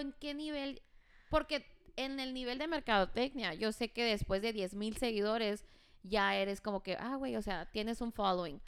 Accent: Douglas, Arizona, United States; moved away as an adult; also born or lived in Phoenix, Arizona; now in Hermosillo, Mexico; yo nací en Douglas, pero viví 12 años en Phoenix y tengo un año en Hermosillo

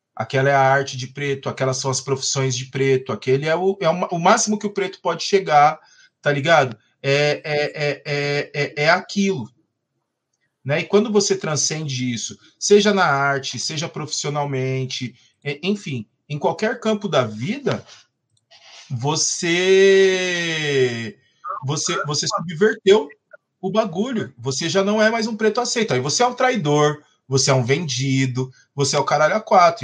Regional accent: São Paulo, Brazil; Eu era, eu era de uma quebrada, inclusive, onde a pichação deu muita morte. Né, mano? Lá a Coab 2

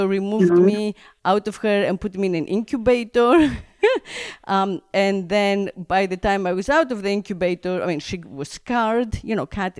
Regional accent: Greece; where I grew up in Greece, there was always the garden

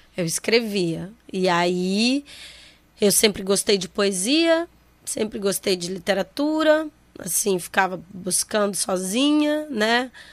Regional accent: Manaus, Amazonas, Brazil; eu sou de Manaus, nascida no centro da cidade, é, cresci na rua Monsenhor Coutinho

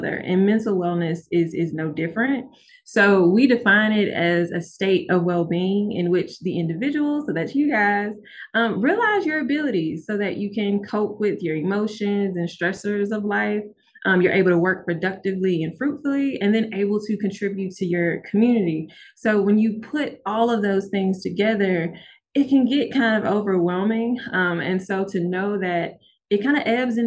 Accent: Memphis, Tennessee, United States; now in Oxford, United States; I'm from Memphis

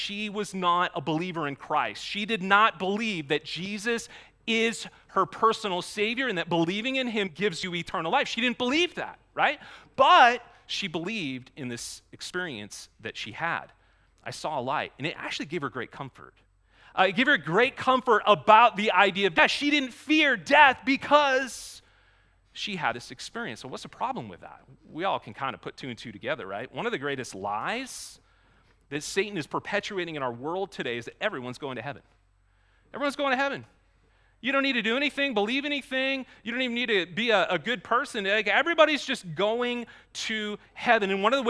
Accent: Maine, United States; I grew up in Maine. I say aunt, not aunt.

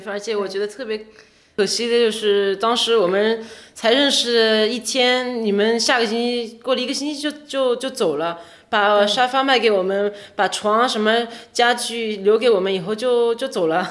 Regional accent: Quebec, Canada; moved away as an adult; also born or lived in Nantong, Jiangsu, China / Montreal, Canada; now in Paris, France; 我是从加拿大来的，我小时候在， 在江苏南通长大，然后六岁去了加拿大，魁北克

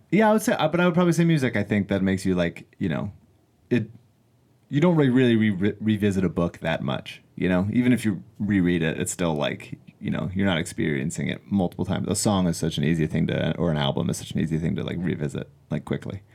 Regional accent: Philadelphia, Pennsylvania, United States; as a young child growing up in Philadelphia

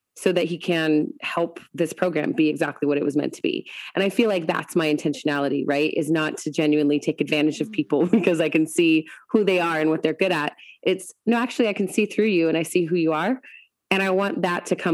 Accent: Washington, United States; moved away; also born or lived in Colorado; I grew up in Washington. I had lived in Colorado

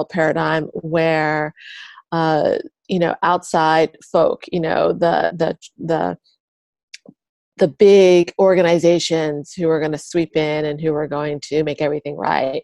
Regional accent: Philadelphia, Pennsylvania, United States; moved away as an adult; also born or lived in Asia; I'm from Philadelphia originally. And I was living in Asia. I've been there for a bit over a decade

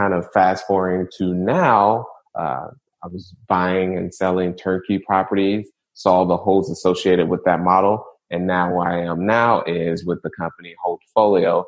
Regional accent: Indianapolis, Indiana, United States; I'm born and raised in Indianapolis, Indiana, in the rougher parts

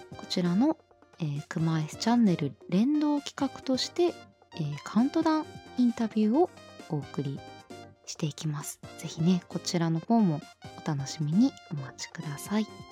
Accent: eastern Japan, Japan; 東の人間なので

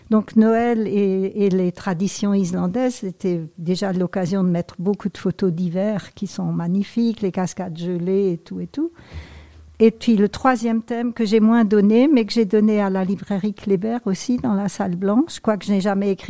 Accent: Grand Est, France; accent: Alsatian; Oui, bon, euh, avec mon petit accent alsacien peut-être.

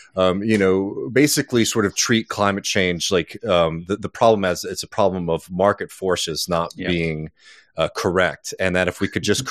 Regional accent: the South, United States; I grew up poor in the South. I live in a working class neighborhood in my hometown now

